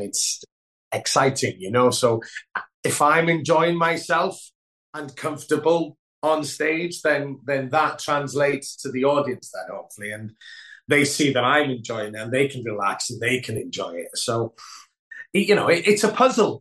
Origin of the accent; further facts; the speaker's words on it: Wales, United Kingdom; first language Welsh; English is a second language; moved away as an adult; my first language is Welsh